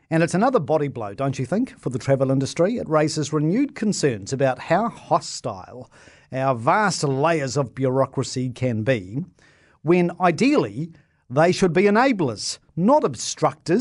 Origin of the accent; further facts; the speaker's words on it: Christchurch, Canterbury, New Zealand; my hometown, right, Christchurch